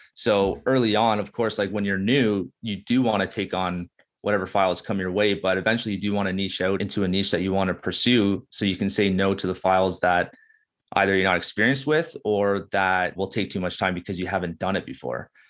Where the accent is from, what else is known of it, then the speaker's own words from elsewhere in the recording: Burlington, Ontario, Canada; now in Beamsville, Canada; I'm born and raised in Burlington, Ontario